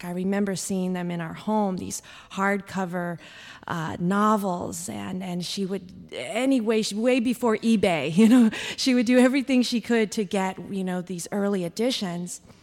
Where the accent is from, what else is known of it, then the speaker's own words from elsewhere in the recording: Oxnard, California, United States; I grew up in Oxnard, California